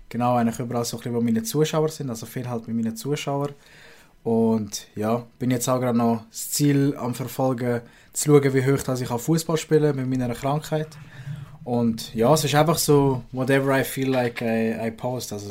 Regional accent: Aargau, Switzerland; Das äh, wird supported als Aargauer

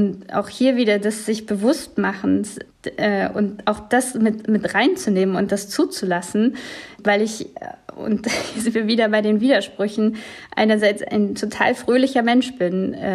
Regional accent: West Germany, Germany; weil ich eben als diese, ja, dieses ostdeutsch geprägte Kind, so im Westen groß geworden bin

